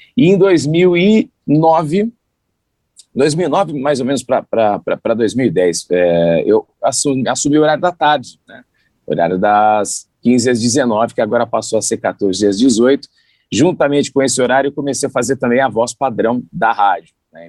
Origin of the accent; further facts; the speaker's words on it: São Paulo, Brazil; also born or lived in Santos; Eu sou nascido em São Paulo